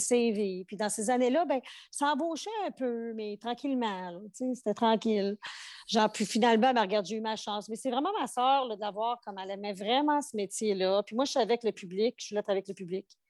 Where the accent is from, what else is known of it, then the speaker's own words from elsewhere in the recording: Outaouais, Quebec, Canada; moved away as an adult; also born or lived in Montreal / Portugal (ancestry); je suis partie de chez nous, de l'Outaouais. Je suis déménager à Montréal, la grande ville